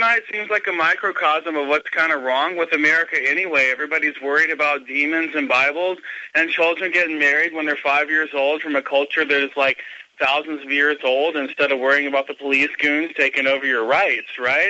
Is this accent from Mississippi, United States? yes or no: yes; Mississippi, United States; because I'm from Mississippi, dude. the most Republican right-wing state ever